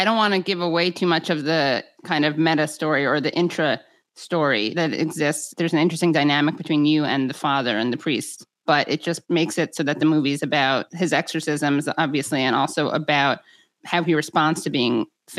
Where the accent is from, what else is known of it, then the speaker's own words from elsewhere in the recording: United States; couldn't believe that I spoke Spanish because I'm American.